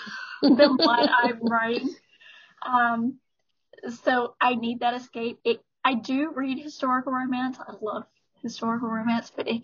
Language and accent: English; Alabama, United States; moved away; I'm from Alabama originally.